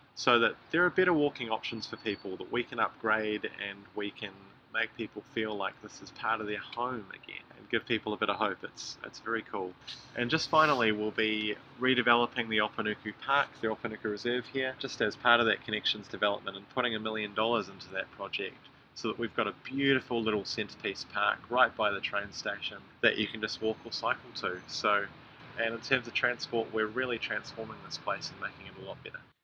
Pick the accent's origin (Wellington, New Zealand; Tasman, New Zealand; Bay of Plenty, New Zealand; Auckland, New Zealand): Auckland, New Zealand; I grew up in Kelston, and Henderson was always seen as the exciting place to go when I was a young kid